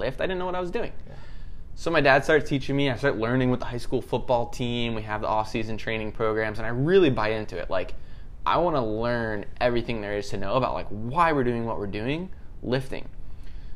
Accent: Maryland, United States; I grew up in Maryland

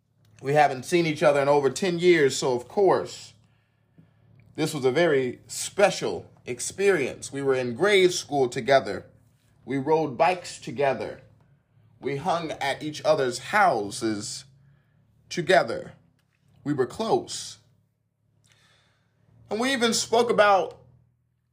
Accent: the South, United States; accent: pure country; I come from the South

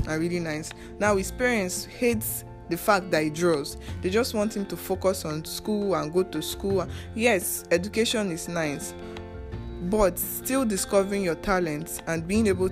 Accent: Nigeria; we as Nigerian youth

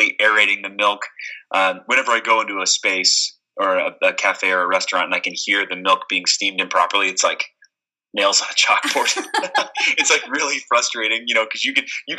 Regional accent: Atlanta, Georgia, United States; also born or lived in Cleveland, United States; now in Indianapolis, United States; I grew up in Atlanta

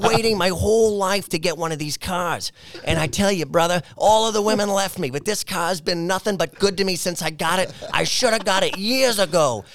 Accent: College Station, Texas, United States; I come from a small town with a big university called College Station, Texas

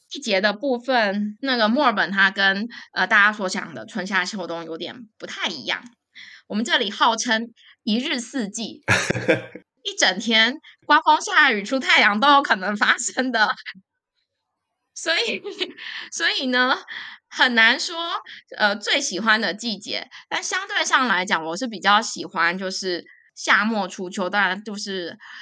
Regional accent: Taipei, Taiwan; moved away as an adult; now in Melbourne, Australia; 我从小就住在台北，步调非常快的，的地方

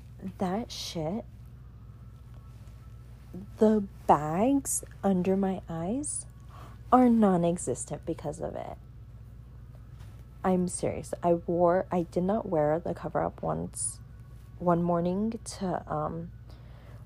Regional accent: Southern California, United States; I'm from SoCal.

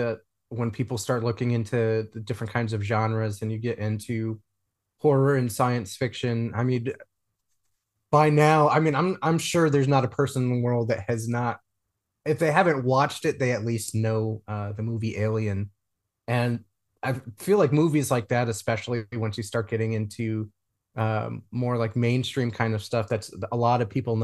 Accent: East Coast, United States; now in Texas, United States; I live down in Texas, but I'm originally from the East Coast

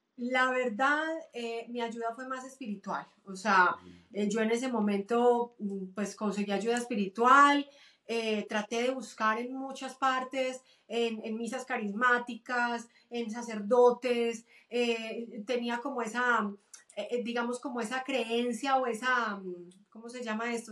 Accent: Medellín, Antioquia, Colombia; moved away as an adult; also born or lived in Cúcuta, Colombia; now in United States; Mis papás se conocieron allá, los dos son de Medellín, toda mi familia es de Medellín, me cría en Medellín

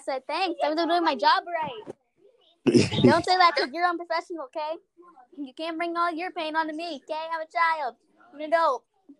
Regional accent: Oklahoma City, Oklahoma, United States; I'm from Oklahoma City.

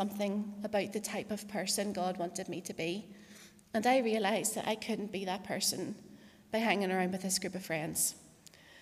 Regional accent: Portadown, Northern Ireland, United Kingdom; also born or lived in Paris, France; I was born in Craigavon Area Hospital in 1984, and I grew up in Portadown.

